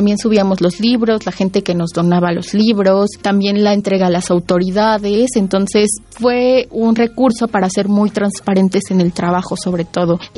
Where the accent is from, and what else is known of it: Santa María Tlahuitoltepec, Oaxaca, Mexico; born or raised there; moved away as an adult; now in Mexico City, Mexico